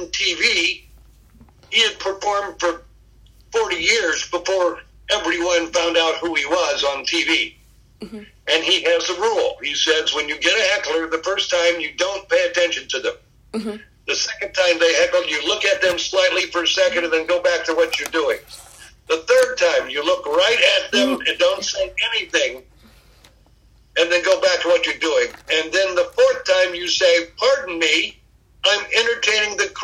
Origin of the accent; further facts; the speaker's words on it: United States; I'm from America, not North Korea.